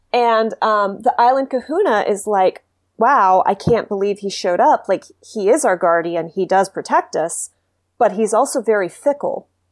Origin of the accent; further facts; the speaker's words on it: Texas, United States; moved away; I'm from Texas originally